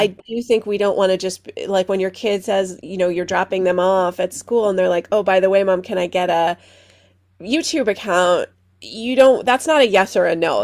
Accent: Stamford, Connecticut, United States; now in Skokie, United States; I grew up in Stamford, Connecticut, outside of New York City

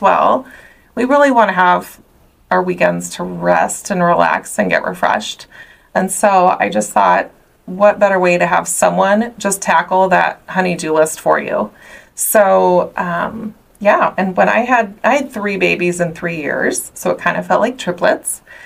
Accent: Omaha, Nebraska, United States; also born or lived in Southern California; I'm actually from Omaha, Nebraska, born and raised.

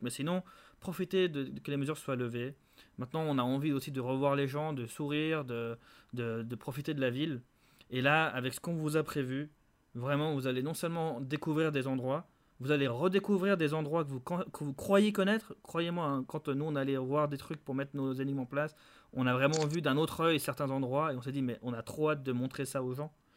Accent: Geneva, Switzerland; on est tous de Genève.

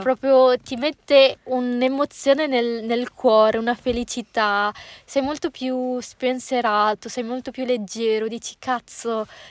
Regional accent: Legnago / Boschi, Veneto, Italy; sono di Legnacola e di Boschi

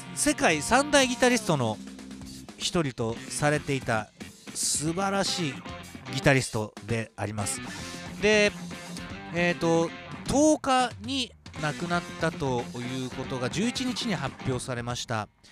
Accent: Niigata, Japan; 新潟市で生まれ

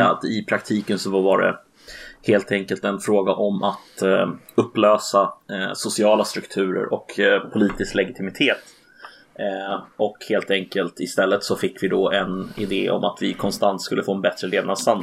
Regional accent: Sweden; vi svenskar

